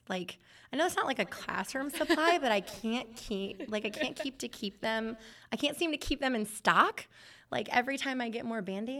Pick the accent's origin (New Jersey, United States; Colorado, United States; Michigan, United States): Michigan, United States; I'm from Michigan, so I should call it pop.